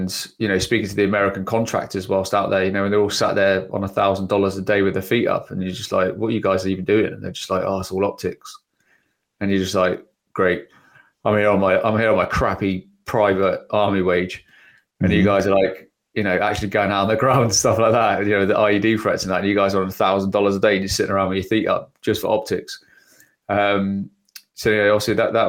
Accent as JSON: {"language": "English", "region": "England", "country": "United Kingdom"}